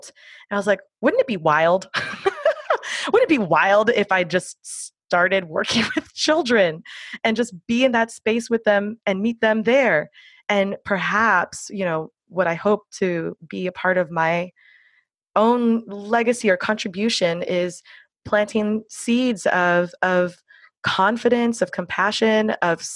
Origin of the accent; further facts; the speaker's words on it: Miami, Florida, United States; I'm out of Miami, Florida. So I grew up with hurricanes. It's my hometown